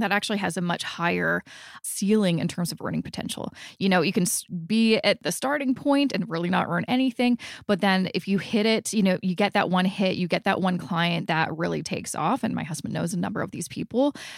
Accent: Vancouver, British Columbia, Canada; moved away as an adult; now in Toronto, Canada; We're originally from Vancouver. And so when we moved here 10 years ago, we, we really didn't know anybody

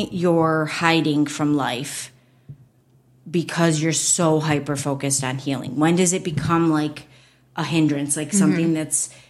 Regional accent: Michigan, United States; we're from Michigan, so we say up north whenever we go an hour north.

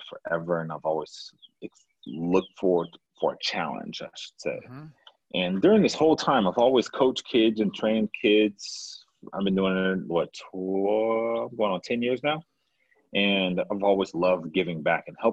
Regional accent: Houston, Texas, United States; moved away as an adult; also born or lived in Arizona; born and raised in Houston, Texas.

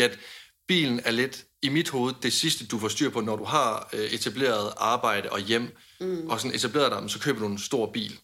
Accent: Denmark; hjemme i Danmark

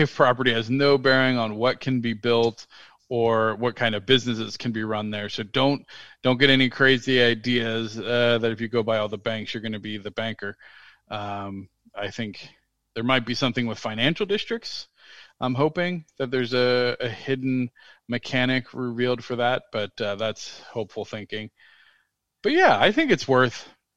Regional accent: Cincinnati, Ohio, United States; my hometown of Cincinnati

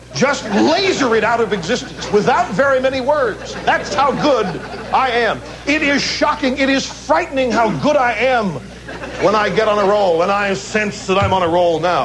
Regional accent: Midwest, United States; I was born in the Midwest

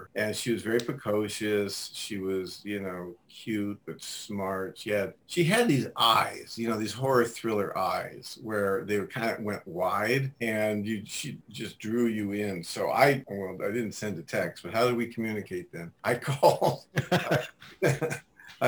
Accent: Cleveland, Ohio, United States; I'm from Cleveland

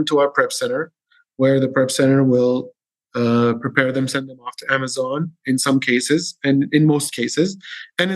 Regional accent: Syria; now in Dubai, United Arab Emirates; I'm from Syria

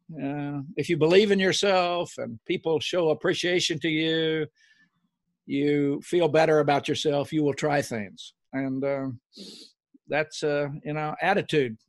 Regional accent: Oklahoma, United States; moved away; I grew up in Oklahoma, a little farm

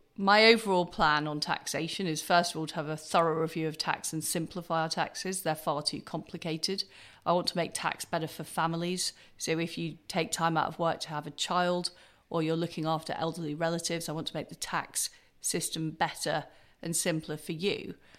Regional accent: Leeds, Yorkshire and the Humber, United Kingdom; also born or lived in Paisley, Scotland; I was brought up in Paisley in Scotland and in Leeds

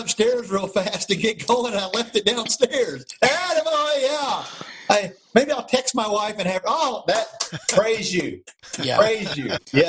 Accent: Indiana, United States; Yeah, well, I grew up in Indiana. That's why I make fun of it all the time. My dad was a high school basketball coach in Southern Indiana, so I grew up, you know, going to the gym from the time I could walk.

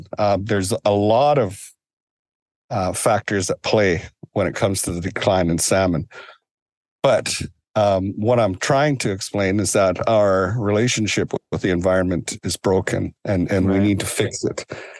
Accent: British Columbia, Canada; as a young boy and growing up in Gixan territory and in Tsimshian territory, I was always taught that you only took what you needed

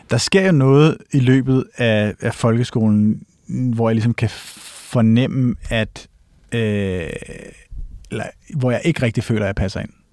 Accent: Gammel Holte, north of Copenhagen, Capital Region of Denmark, Denmark; also born or lived in Gentofte, Denmark / Switzerland; jeg er vokset op i øh, Gammelholdt, hedder det. Hmm. Øhm, som er sådan et gammelt, øh, primært sommerhusområde i virkeligheden, nord for København, 20 km nord

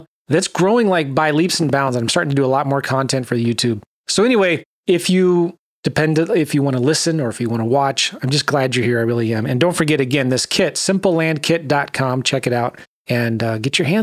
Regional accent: San Diego, California, United States; also born or lived in Los Angeles; I was raised in San Diego. I was born in LA, raised in San Diego

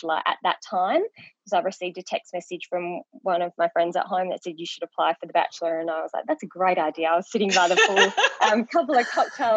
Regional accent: Northam, Western Australia, Australia; My hometown of Northam has always been really supportive.

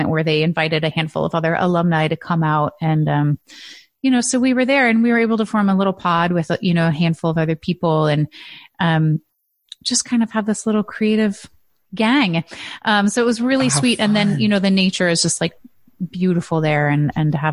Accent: Midwest, United States; I'm from the Midwest

